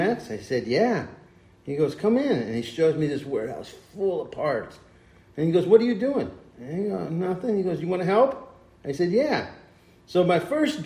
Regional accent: Torrance, California, United States; I was born and raised in Torrance

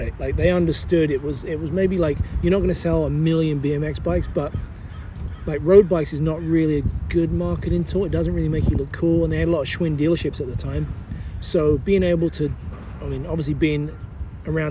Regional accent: England, United Kingdom; also born or lived in London; now in United States; growing up in England, we built our own shit.

